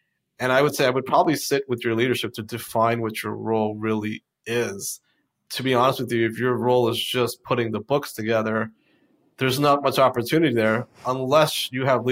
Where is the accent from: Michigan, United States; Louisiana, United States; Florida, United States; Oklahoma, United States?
Florida, United States; I went back down to Florida because I'm from Florida